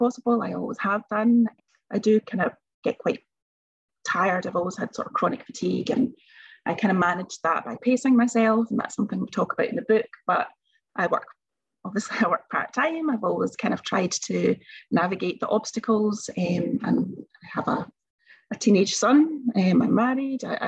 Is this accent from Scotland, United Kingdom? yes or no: yes; Bellshill, Scotland, United Kingdom; also born or lived in Glasgow; When I was born, back in 1978, a while ago now, I basically wouldn't have survived. And I was taken from Bells Hill Hospital to York Hill Hospital in Glasgow